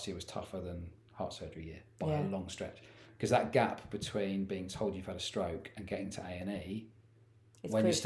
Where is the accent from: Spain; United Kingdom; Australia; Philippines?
United Kingdom; being a British male